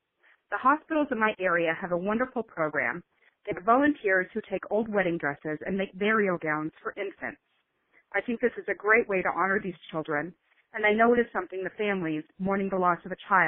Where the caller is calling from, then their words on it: Lincoln, Nebraska, United States; I am calling from Lincoln, Nebraska.